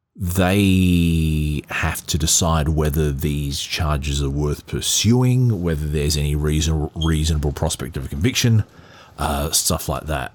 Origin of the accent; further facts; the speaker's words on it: Australia; as an Australian and as an Australian who was quite religious some years ago